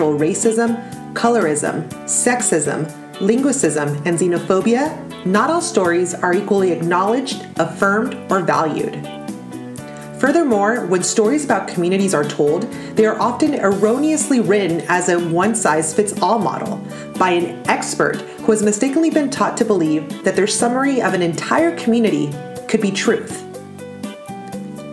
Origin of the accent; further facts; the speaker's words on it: United States; also born or lived in Peru; growing up in the United States as a Jew and undocumented